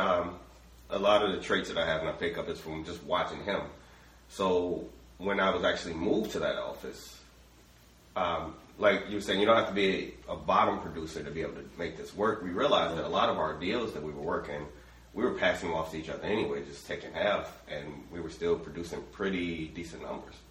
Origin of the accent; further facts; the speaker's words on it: Chicago, Illinois, United States; now in Vine Grove, United States; from a very small town myself. You may have heard of it, Chicago, Illinois.